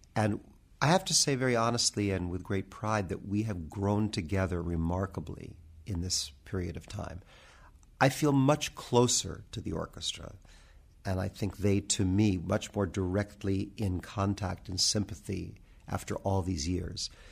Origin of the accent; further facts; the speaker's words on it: United States; I'm very proud of being an American musician